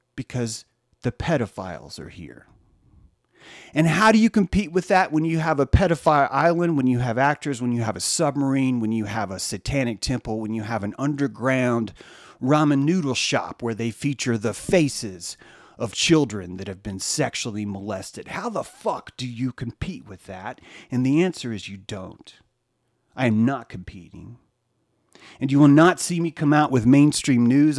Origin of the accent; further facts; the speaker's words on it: the South, United States; growing up in the South